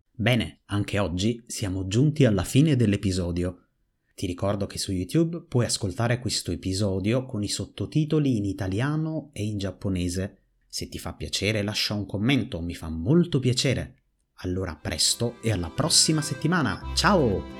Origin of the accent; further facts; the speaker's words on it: Naples, Campania, Italy; Napoli, la mia città natale